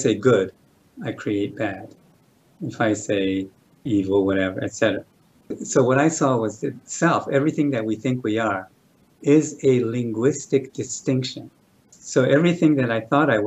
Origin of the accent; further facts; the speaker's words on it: New York City, New York, United States; I was born in New York City